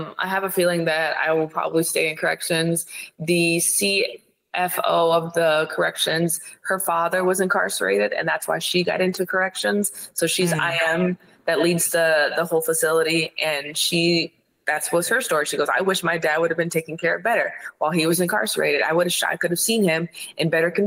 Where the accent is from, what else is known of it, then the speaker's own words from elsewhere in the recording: Ohio, United States; I'm from Ohio.